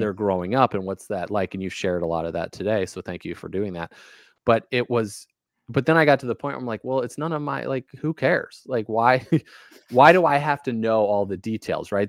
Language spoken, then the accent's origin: English; Valparaiso, Indiana, United States; also born or lived in Casper, Wyoming / Kansas / Alabama / Louisiana; now in Maine, United States; I grew up kind of in Valparaiso, Indiana